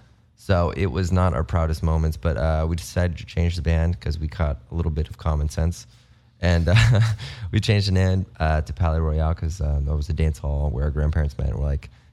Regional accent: Las Vegas, Nevada, United States; we moved to Vegas when he was like 3 months old. So we grew up in Vegas.

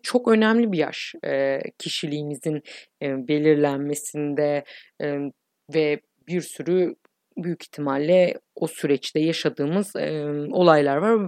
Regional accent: İzmir, Turkey; Ben doksan üç İzmir doğumluyum.

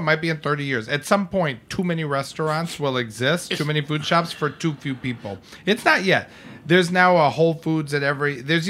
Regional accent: New York, United States; grown up with the mall, born and raised on the Upper East Side.

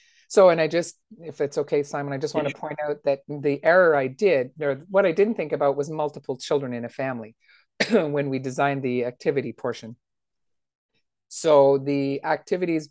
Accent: Timmins, Ontario, Canada; my hometown

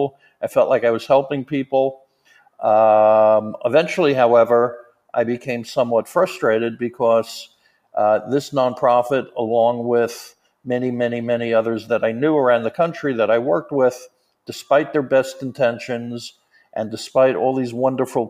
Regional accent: New York, United States; also born or lived in South Florida; I'm from New York

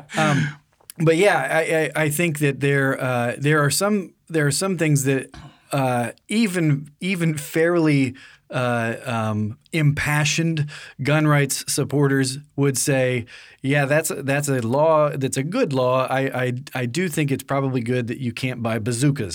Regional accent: United States; being born and raised in America

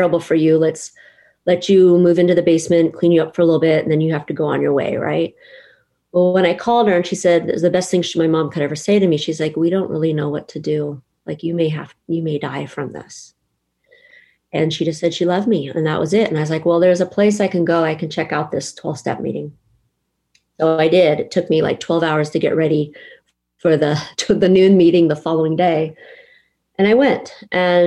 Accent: San Jose, California, United States; also born or lived in Monterey; I'm from San Jose, then I moved to Monterey

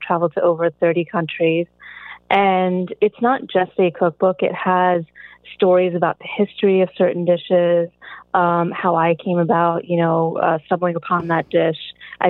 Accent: Galloway, New Jersey, United States; It's about 10 minutes outside of Atlantic City.

